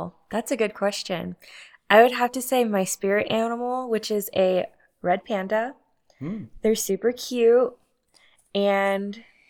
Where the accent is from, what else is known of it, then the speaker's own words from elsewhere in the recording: Waco, Texas, United States; also born or lived in Corpus Christi / Houston; now in Austin, United States; I am from Waco. That's where I grew up. I was born in Corpus Christi. My father was in the military, so we traveled quite a bit. But I moved to Waco when I was in the third grade. I graduated there